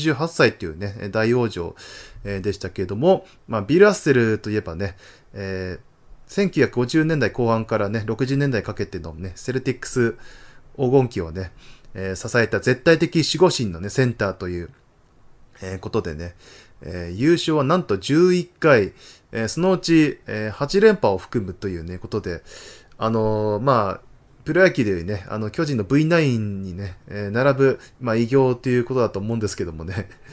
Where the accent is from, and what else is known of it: Tohoku, Japan; born or raised there